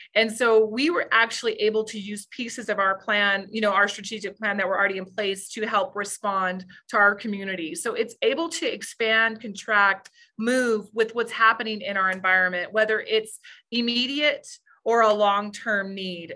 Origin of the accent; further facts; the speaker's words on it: New Mexico, United States; I grew up in New, a small town in New Mexico